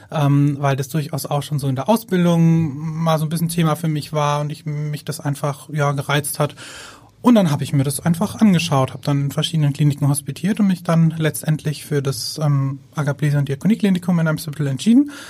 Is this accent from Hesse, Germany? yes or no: no; Würzburg, Bavaria, Germany; moved away as an adult; now in Hamburg, Germany; Wir kommen ursprünglich aus Würzburg.